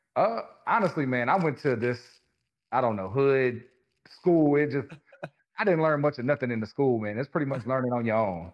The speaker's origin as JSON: {"language": "English", "region": "Louisiana", "country": "United States", "tie": "born or raised there", "moved": "yes", "lives_now": "Charlotte, United States", "said": "I grew up in Louisiana, small town, one stoplight, everybody knows everybody kind of place"}